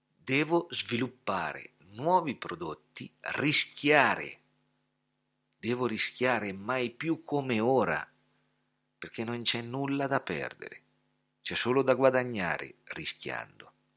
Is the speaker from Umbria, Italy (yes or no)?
yes; Scheggia, Umbria, Italy; also born or lived in Gubbio; mi sono trasferito da Gubbio a Scheggia, dove sono nato e cresciuto, quindi sono tornato a casa